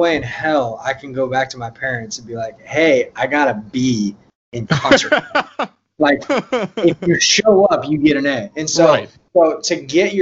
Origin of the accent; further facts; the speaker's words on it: Yorba Linda, California, United States; I grew up in Southern California, Orange County, specifically a small town called Yorba Linda.